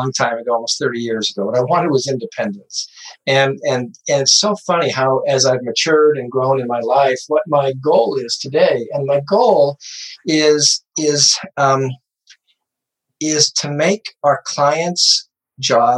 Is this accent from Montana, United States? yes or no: yes; Montana, United States; now in Arizona, United States; I grew up in Montana. I live in Arizona